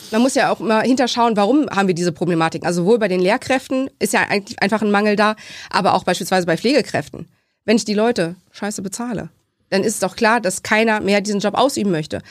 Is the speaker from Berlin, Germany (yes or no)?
no; Laatzen, Lower Saxony, Germany; also born or lived in Hannover; ich komme aus Laatzen, ähm, bin dort geboren, beziehungsweise nicht geboren in Hannover, aber nur weil wir kein eigenes Krankenhaus in Laatzen haben, was Geburtstechnik vornimmt, mhm. ähm, bin immer in Laatzen aufgewachsen